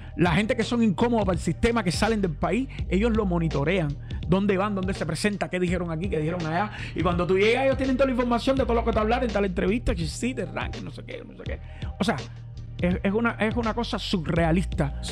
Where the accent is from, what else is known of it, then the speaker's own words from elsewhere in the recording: Cuba; yo vivo en Cuba todavía